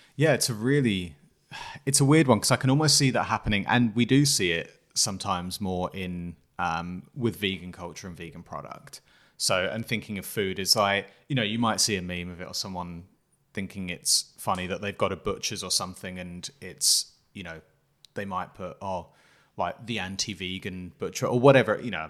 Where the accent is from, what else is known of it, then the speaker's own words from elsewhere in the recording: England, United Kingdom; I'm coming from England